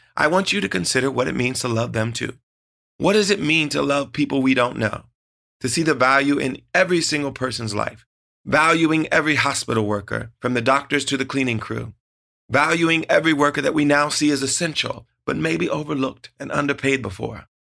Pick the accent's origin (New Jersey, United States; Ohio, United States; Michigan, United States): Ohio, United States; Growing up in Ohio, music was always at the heart of our family